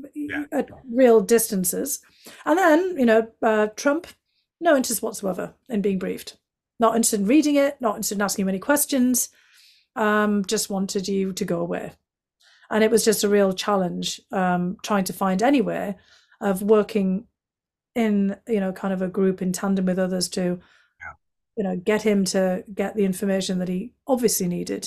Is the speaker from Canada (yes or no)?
no; County Durham, North East England, United Kingdom; accent: County Durham; moved away as an adult; now in United States; I explained it was from County Durham.